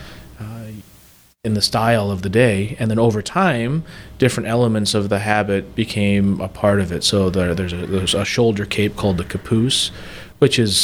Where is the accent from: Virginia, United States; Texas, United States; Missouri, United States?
Missouri, United States; St. Louis; now in Bloomington, United States; I'm from St. Louis